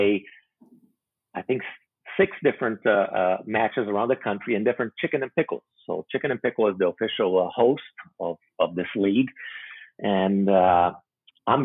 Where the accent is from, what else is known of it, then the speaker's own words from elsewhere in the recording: Brazil; moved away; also born or lived in Macau; I speak Portuguese because I'm originally from Brazil.